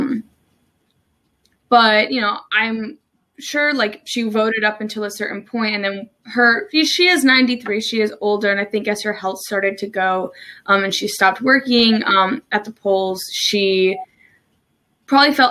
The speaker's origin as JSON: {"language": "English", "region": "New Jersey", "country": "United States", "also_born_or_lived": "Maryland", "moved": "as an adult", "lives_now": "Salisbury, United States"}